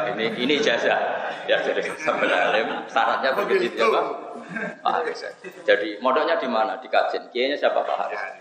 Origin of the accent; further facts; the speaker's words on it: Java north coast, Indonesia; Saya ini orang Pantura, jadi nggak suka nyindir.